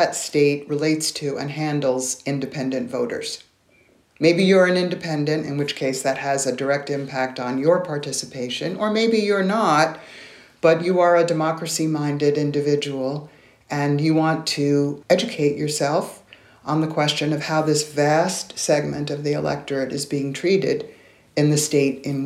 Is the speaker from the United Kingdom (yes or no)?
no; New York, United States; I'm originally from New York